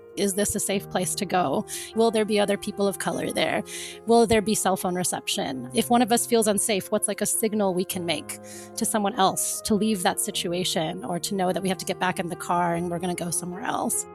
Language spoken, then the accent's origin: English; Florida, United States; also born or lived in Cape Town; I grew up in Florida